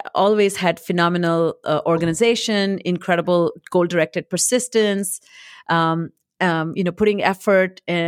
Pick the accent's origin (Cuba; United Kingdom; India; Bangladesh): India; English is a second language; now in United States; But I think when I came from India to US